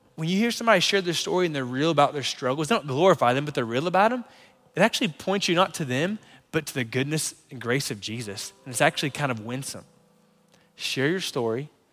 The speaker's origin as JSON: {"language": "English", "region": "North Florida", "country": "United States", "tie": "born or raised there", "moved": "yes", "said": "Lauren and I grew up in North Florida"}